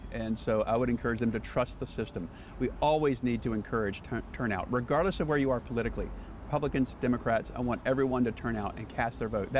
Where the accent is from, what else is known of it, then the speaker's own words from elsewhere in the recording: Winston-Salem, North Carolina, United States; I'm from Winston-Salem